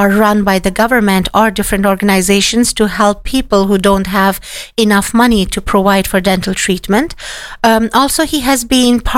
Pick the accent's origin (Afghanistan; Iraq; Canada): Afghanistan; moved away as an adult; now in Cork, Ireland; I am from Afghanistan